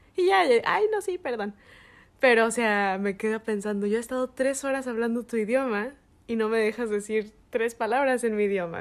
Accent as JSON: {"language": "Spanish", "country": "Mexico", "moved": "as an adult", "lives_now": "United States", "said": "nosotros como mexicanos"}